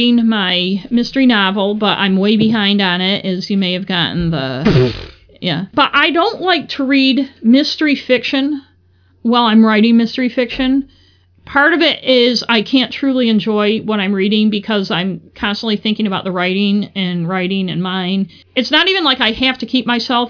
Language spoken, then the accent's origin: English; Augusta, Maine, United States; We grew up in Augusta, Maine